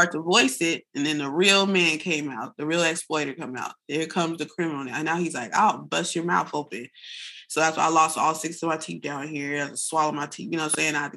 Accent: San Bernardino, California, United States; now in Los Angeles, United States; I'm not from LA. I'm green as heck. I'm from San Bernardino. I got here on a train with $6.

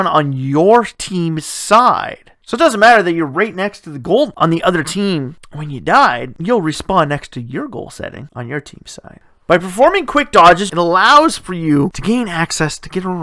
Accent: Canada; I come from Canada

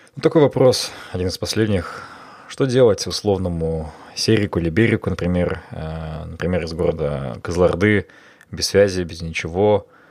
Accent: Almaty, Kazakhstan; moved away; Алмата – это мой любимый город, мой родной город

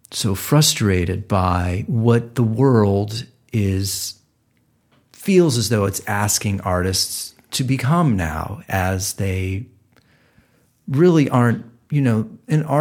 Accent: Louisiana, United States; moved away as an adult; also born or lived in New York; I'm from Louisiana.

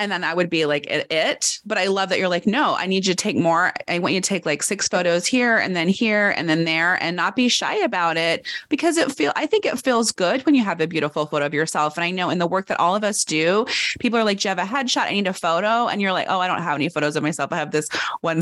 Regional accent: United States; I'm American

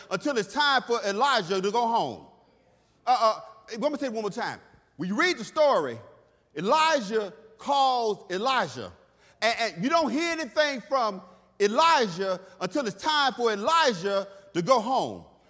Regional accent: Texas, United States; when I was a kid growing up in Texas, I grew up old school

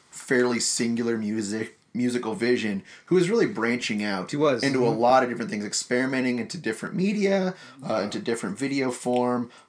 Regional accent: Granite Bay, California, United States; I grew up in the next sleepy burg next to yours. I ended up going to Granite Bay High School

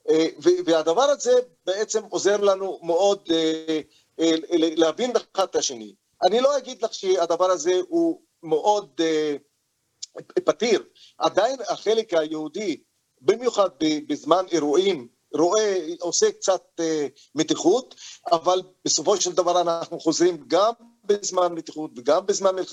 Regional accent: Israel; עכשיו אני בתור פלסטיני, וגם מקבל עליי את האזרחות הישראלית

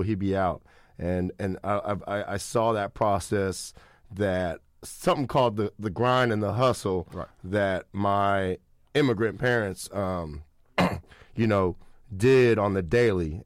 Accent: Sacramento, California, United States; growing up in Sacramento

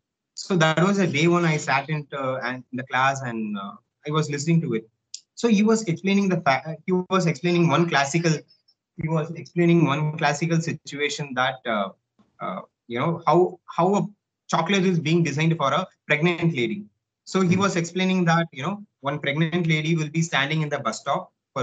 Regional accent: India; also born or lived in Helsinki, Finland; I'm from India.

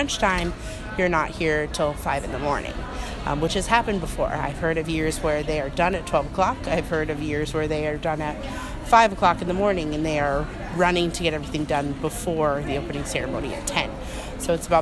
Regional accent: Orlando, Florida, United States; I'm from Orlando, Florida, from Oviedo High School alumni

